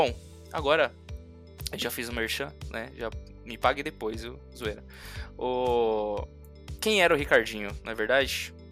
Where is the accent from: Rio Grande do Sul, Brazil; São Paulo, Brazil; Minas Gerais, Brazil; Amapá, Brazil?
São Paulo, Brazil; Diadema; born there; eu nasci em Diadema, né? Nunca morei em Diadema, mas eu nasci lá em Diadema.